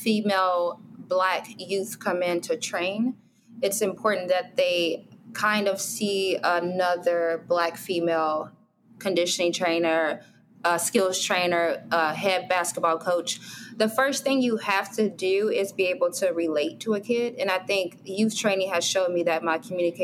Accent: Chicago, Illinois, United States; I grew up on 61st in St. Lawrence or 63rd in, you know, King Drive.

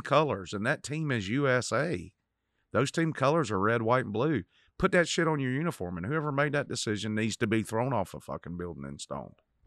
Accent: Cochran, Georgia, United States; I grew up in Cochran, Georgia

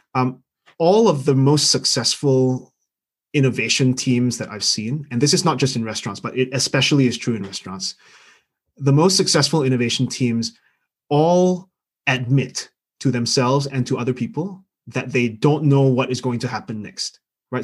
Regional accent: Singapore; now in London, United Kingdom; I'm Singaporean by birth. I grew up there

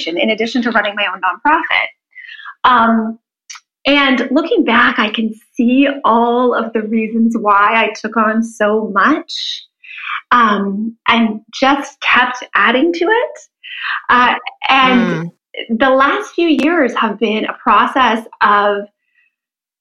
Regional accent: Canada; moved away as an adult; also born or lived in New Jersey; I grew up in Canada as a figure skater.

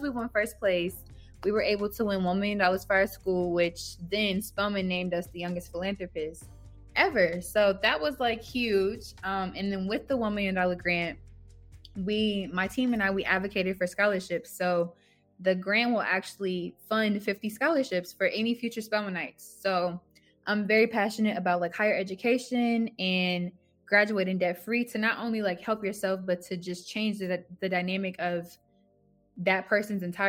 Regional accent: Georgia, United States; also born or lived in New Orleans, Louisiana; I grew up in Georgia

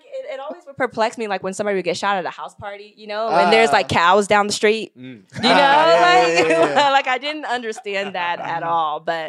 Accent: Frederick, Maryland, United States; also born or lived in Guinea; But I'm like African, like for real. Like I was born there, my family's there, but I grew up in Maryland, and then we just go back and forth and like visit and stuff.

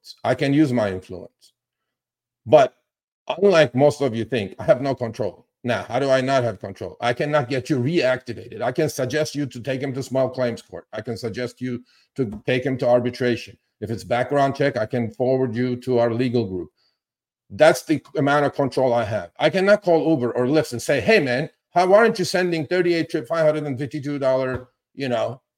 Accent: California, United States; I'm from California

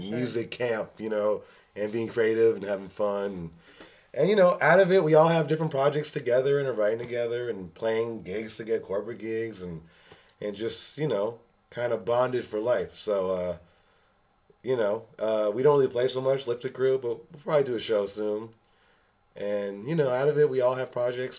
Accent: New York, United States; I grew up in New York

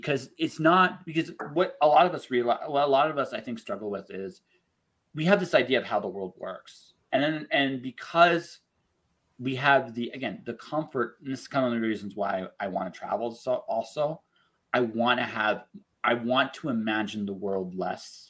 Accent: London, Ontario, Canada; now in Calgary, Canada; when I grew up in London, Ontario

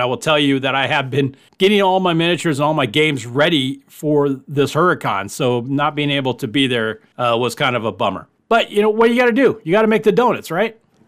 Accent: United States; I'm an American. All right, so I'll put it out there like that. I mean, I'm 50% Dutch, and my grandmother came over on the boat.

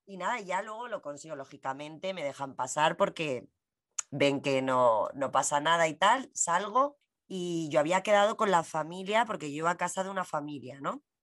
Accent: Spain; yo soy española

